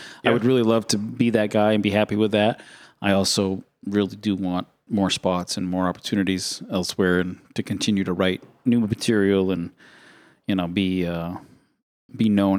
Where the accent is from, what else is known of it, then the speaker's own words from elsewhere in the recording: Maine, United States; I'm from Maine.